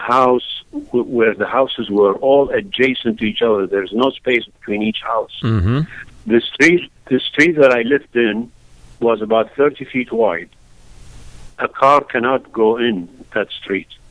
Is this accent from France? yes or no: no; Baghdad, Baghdad Governorate, Iraq; English is a second language; also born or lived in Florida, United States; now in Michigan, United States; I was born in Baghdad, Iraq